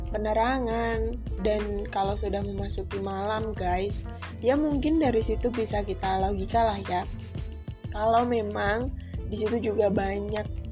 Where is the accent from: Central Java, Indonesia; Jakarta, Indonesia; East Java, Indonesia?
Central Java, Indonesia; Kudus; moved away as an adult; now in Yogyakarta, Indonesia; Aku berasal dari kota Kudus, Jawa Tengah